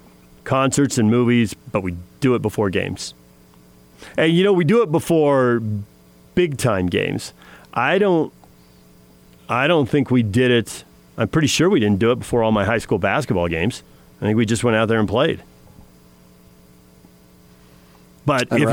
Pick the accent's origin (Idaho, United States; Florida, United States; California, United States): California, United States; San Diego; Growing up in San Diego